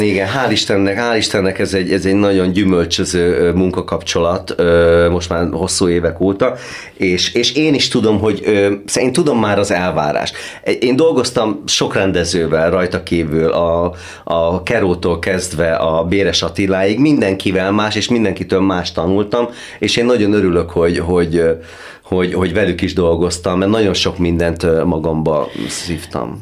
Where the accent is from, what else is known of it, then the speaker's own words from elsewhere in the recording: Hungary; az egyetlen magyar vagyok, a, a, aki ebbe az előadásba valaha szerepelt